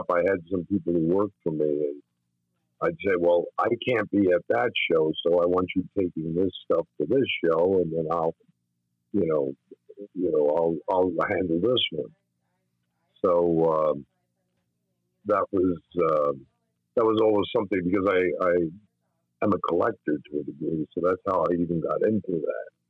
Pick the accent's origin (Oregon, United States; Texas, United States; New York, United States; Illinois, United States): New York, United States; White Plains; I was born and raised in White Plains, New